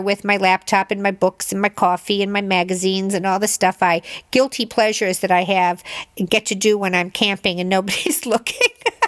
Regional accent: Illinois, United States; I grew up in Illinois. And when you grow up in the Midwest, you're a lake house person. You're not a Jersey Shore person.

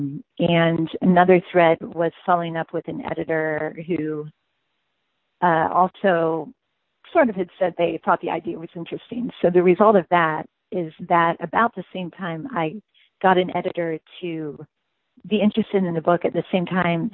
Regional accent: United States; also born or lived in France; I'm an American

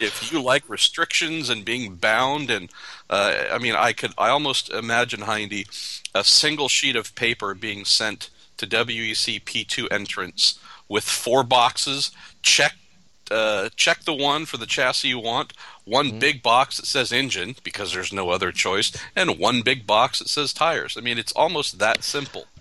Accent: United States; as an American

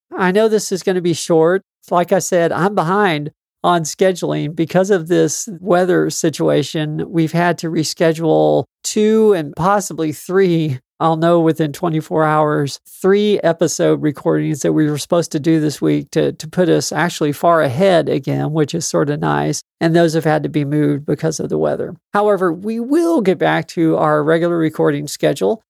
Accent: South Texas, United States; This is only the third time it's snowed in my hometown since I've been alive

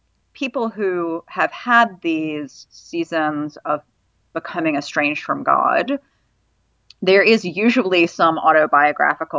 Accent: North Carolina, United States; also born or lived in Virginia / Cambridge, United Kingdom; I grew up Jewish in North Carolina and Virginia

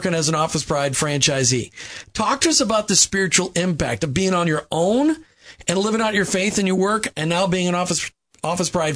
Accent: Minnesota, United States; moved away; I grew up in Minnesota.

